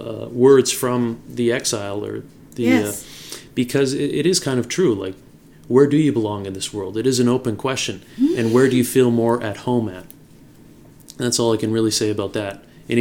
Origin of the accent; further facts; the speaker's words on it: Red Deer, Alberta, Canada; I read that again in English in Iceland. And for me, I thought it was so cool because I grew up in Red Deer, which is...